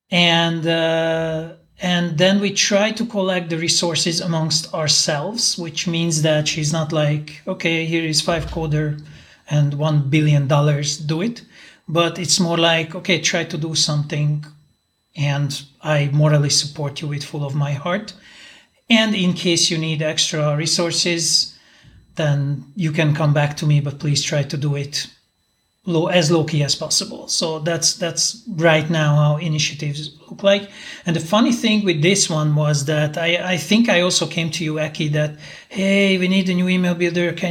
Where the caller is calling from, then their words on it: Budapest, Hungary; and uh, I'm talking from Budapest.